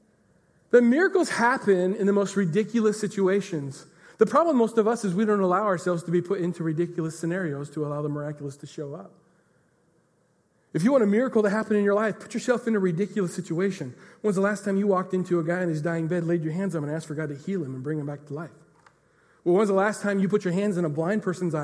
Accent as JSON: {"language": "English", "region": "Pacific Northwest", "country": "United States", "said": "we're from the Pacific Northwest"}